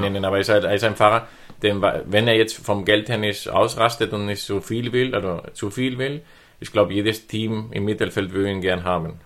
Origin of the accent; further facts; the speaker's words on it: Spain; moved away; als Spanier